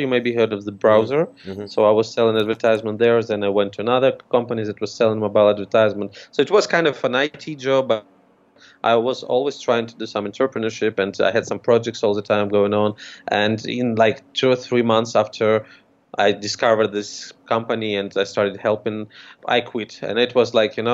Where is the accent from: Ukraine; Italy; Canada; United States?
Ukraine; I'm from Ukraine